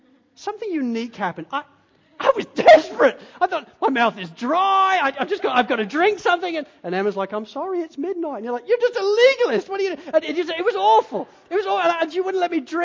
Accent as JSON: {"language": "English", "town": "Spalding", "region": "East Midlands", "country": "United Kingdom", "tie": "born or raised there", "moved": "yes", "said": "I grew up in Spalding in Lincolnshire"}